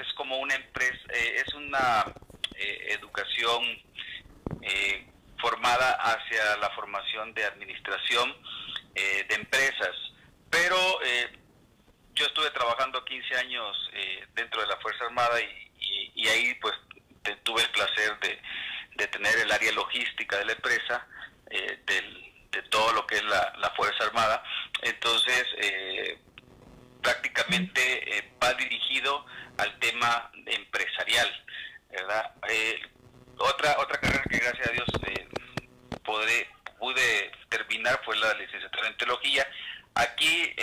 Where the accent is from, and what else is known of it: El Salvador; now in Mexico